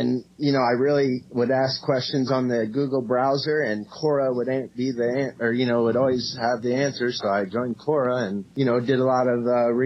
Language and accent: English; Cape Girardeau, Missouri, United States; also born or lived in Kalamazoo, Michigan; now in Indianapolis, United States; I'm actually from Cape Girardeau, Missouri. So I was born there, and I have lived in Kalamazoo, Michigan, and then from there to Indiana.